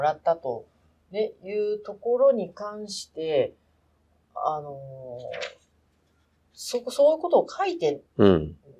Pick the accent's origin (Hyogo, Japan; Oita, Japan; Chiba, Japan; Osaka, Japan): Oita, Japan; 私の地元の大分に